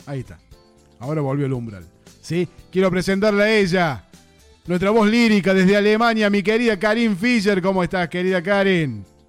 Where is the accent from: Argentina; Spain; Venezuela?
Argentina; soy un, un argentino más